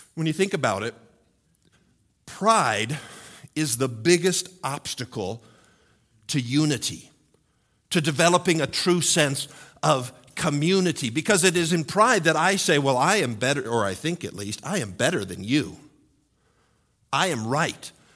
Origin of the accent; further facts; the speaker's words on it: United States; as American males